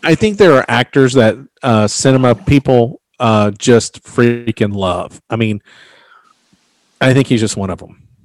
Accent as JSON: {"language": "English", "region": "the South", "country": "United States", "said": "I'm from the South"}